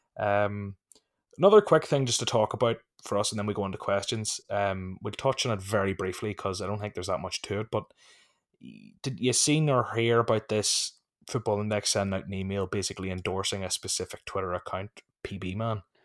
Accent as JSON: {"language": "English", "country": "Ireland", "said": "I'm from Ireland."}